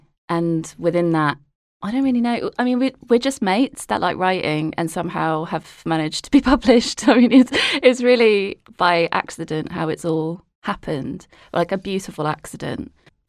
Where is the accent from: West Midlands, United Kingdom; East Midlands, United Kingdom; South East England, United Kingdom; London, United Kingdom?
London, United Kingdom; Harrow; I grew up in Harrow, which is like very brown.